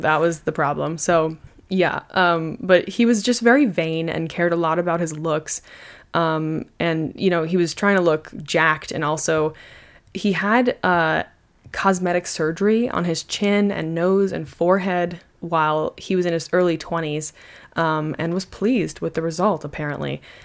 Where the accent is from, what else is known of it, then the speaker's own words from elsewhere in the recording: United States; I am just an American